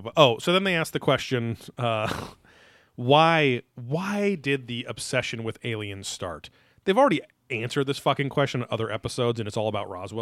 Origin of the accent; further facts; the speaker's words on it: United Kingdom; MUFON, because I'm British, and I say it with the French accent.